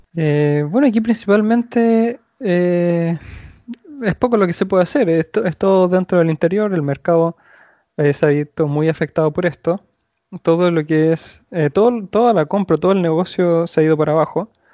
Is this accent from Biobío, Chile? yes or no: no; Santiago, Santiago Metropolitan Region, Chile; soy de Chile, Santiago